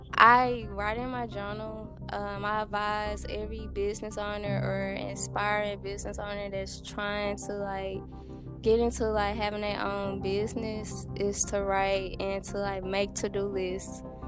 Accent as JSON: {"language": "English", "town": "Dumas", "region": "Arkansas", "country": "United States", "tie": "born or raised there", "said": "I was born and raised in Dumas, Arkansas"}